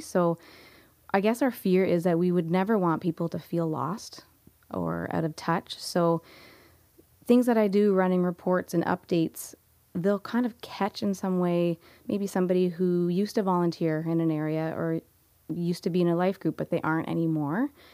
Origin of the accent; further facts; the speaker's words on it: Niagara, Ontario, Canada; I grew up here in Niagara and have been around Niagara basically for majority of my life